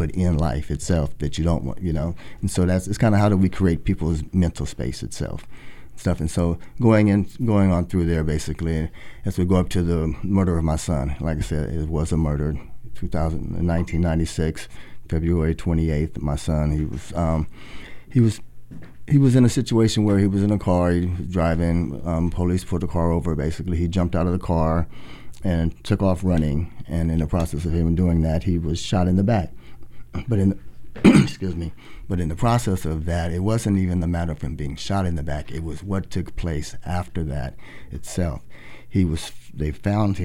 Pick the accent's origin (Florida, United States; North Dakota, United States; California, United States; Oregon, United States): Oregon, United States; Portland; born or raised there